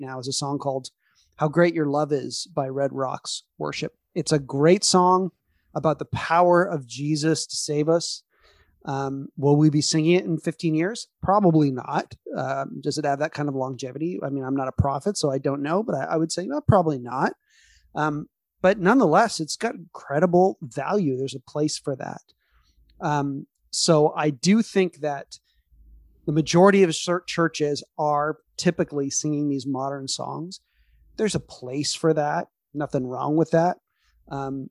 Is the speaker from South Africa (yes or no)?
no; Canada; we're too Canadian